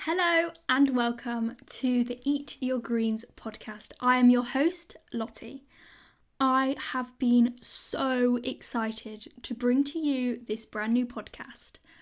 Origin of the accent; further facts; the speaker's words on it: United Kingdom; I am a British school student